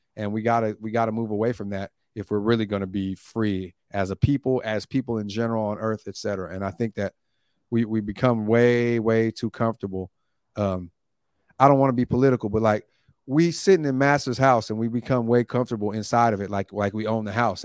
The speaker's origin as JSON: {"language": "English", "town": "Oakland", "region": "California", "country": "United States", "also_born_or_lived": "Long Beach", "said": "I'm from Oakland"}